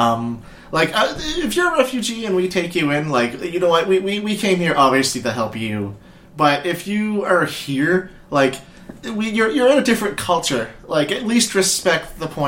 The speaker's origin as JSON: {"language": "English", "region": "Nova Scotia", "country": "Canada", "said": "if I came from Nova Scotia"}